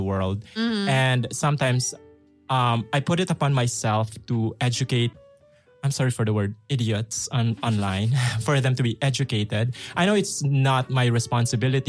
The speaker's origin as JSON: {"language": "English", "country": "Philippines", "moved": "yes", "lives_now": "Russia", "said": "I'm from the Philippines. I need to somehow reconnect with my roots"}